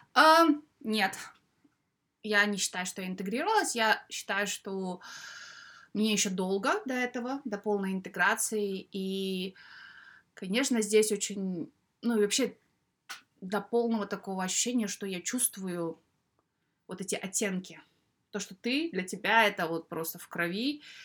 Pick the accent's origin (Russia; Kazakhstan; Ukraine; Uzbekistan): Kazakhstan; moved away as an adult; now in United Kingdom